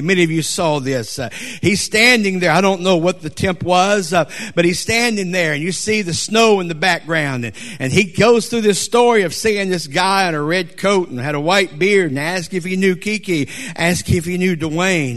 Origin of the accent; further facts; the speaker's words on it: Conroe, Texas, United States; I'm from Texas in Conroe